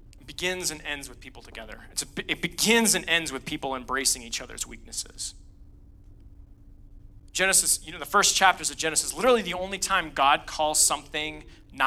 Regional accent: Northeast, United States; now in Colorado Springs, United States; I grew up in the Northeast, which is a very unchurched part of the country.

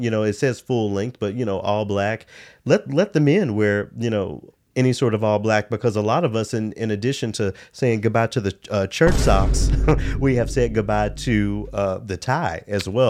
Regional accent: Memphis, Tennessee, United States; Growing up in Memphis

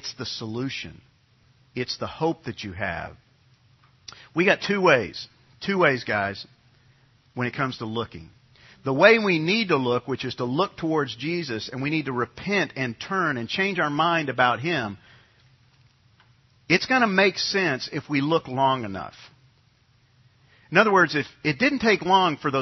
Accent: New York, United States; when I grew up in New York, all of my friends were Catholic

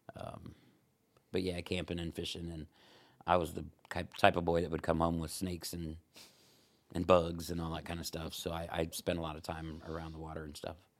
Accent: Ohio, United States; also born or lived in Fort Wayne, Indiana; now in Huntington, United States; I'm from Ohio, actually

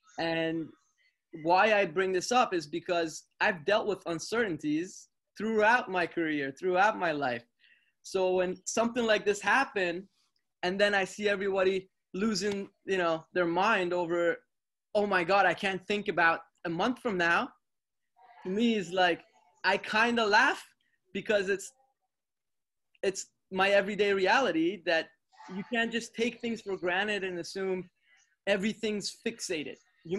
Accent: North York, Ontario, Canada; I grew up in Canada, in North York, and at a time where there wasn't a lot of resources available to me per se.

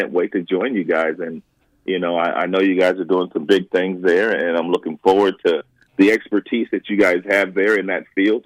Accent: Los Angeles, California, United States; growing up in Los Angeles

